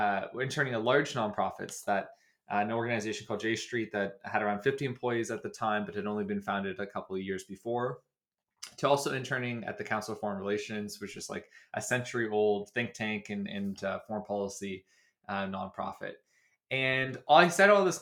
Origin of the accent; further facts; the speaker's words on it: Dartmouth, Nova Scotia, Canada; moved away as an adult; also born or lived in Washington, D.C. / Toronto; I grew up in Dartmouth, Nova Scotia, and I spent virtually my entire childhood in Nova Scotia.